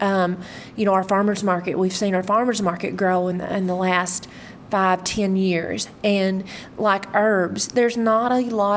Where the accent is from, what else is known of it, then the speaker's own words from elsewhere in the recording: Leachville, Arkansas, United States; I'm originally from Leechville, Arkansas. So I was raised in a rural area